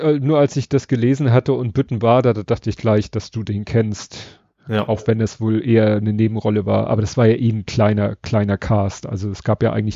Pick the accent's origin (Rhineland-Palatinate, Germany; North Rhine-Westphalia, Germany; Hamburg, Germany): Hamburg, Germany; ich als Hamburger